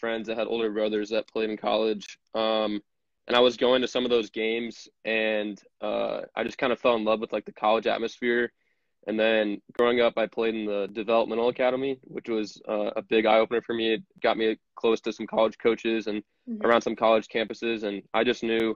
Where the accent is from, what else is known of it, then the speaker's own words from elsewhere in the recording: Fishers, Indiana, United States; also born or lived in Evansville, Indiana; I'm from Fishers, Indiana, which is about 20 minutes